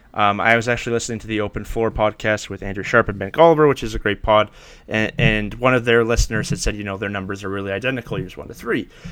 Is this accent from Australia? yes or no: no; Canada; being Canadian